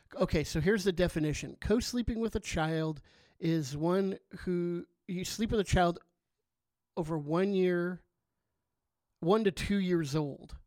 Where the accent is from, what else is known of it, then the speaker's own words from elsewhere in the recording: Southern California, United States; now in Chico, United States; I grew up in Southern California. Um, so I've been a Californian my whole life